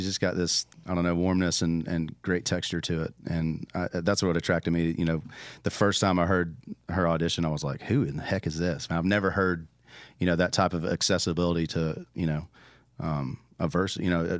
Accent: Tennessee, United States; I grew up in Tennessee, and we vacationed. My family is from Florida, originally South Georgia.

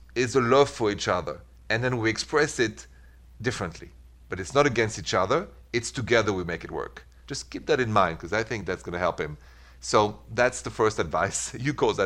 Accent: France; moved away; I'm from France

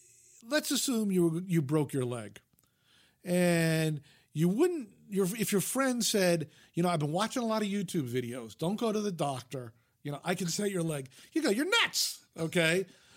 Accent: New York, United States; I mean, I grew up in the New York media market, so we had 3 network television stations and 3 independents.

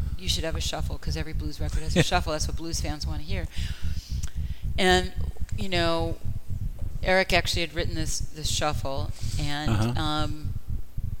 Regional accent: Boston, Massachusetts, United States; I grew up in Boston

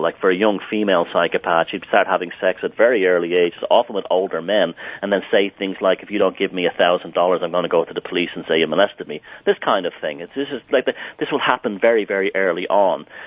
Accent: Ireland; as a little boy in Ireland, I was growing up when the troubles here, what they called the troubles here, were going on in Northern Ireland. Even though I grew up in Southern Ireland

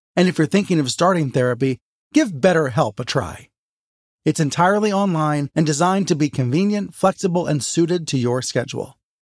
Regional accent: England, United Kingdom; now in United States; I grew up in England

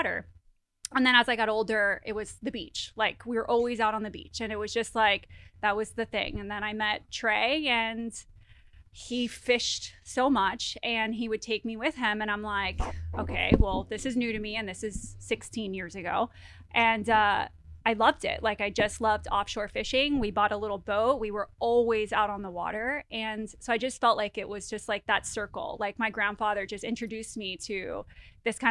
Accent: Miami, Florida, United States; I grew up in Miami

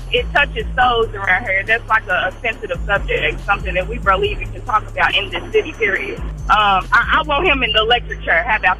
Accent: Kentucky, United States; I'm calling from Kentucky. That's my hometown.

